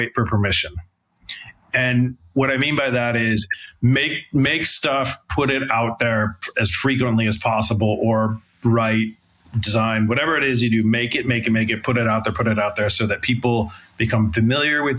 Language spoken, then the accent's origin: English; San Francisco, California, United States; I grew up in San Francisco, kind of in the mid 90s